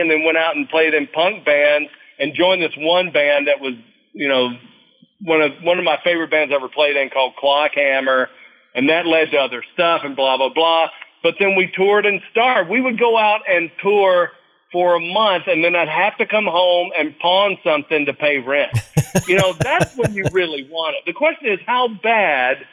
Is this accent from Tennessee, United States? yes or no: yes; Nashville, Tennessee, United States; I was born and raised in Nashville, Tennessee.